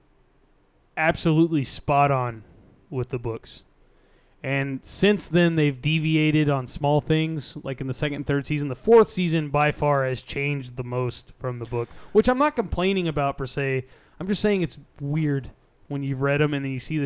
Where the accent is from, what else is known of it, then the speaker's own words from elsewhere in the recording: Texas, United States; I'm from Texas.